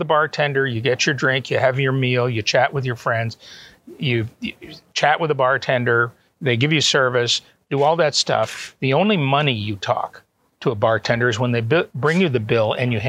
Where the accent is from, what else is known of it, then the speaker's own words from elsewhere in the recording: Canada; moved away as an adult; also born or lived in Auburn, Alabama, United States / Atlanta, United States; now in Toronto, Canada; both my wife and I are Canadian citizens, well, mm-hmm. natives. We were born there.